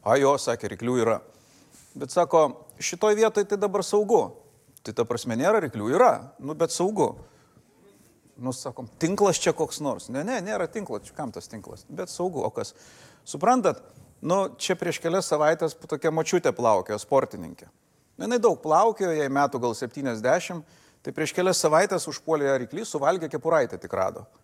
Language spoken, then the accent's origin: Lithuanian; Lithuania; mes iš Lietuvos